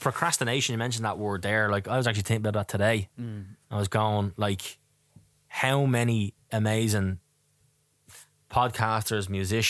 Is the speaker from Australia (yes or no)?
no; Dublin, Leinster, Ireland; I'm from Tala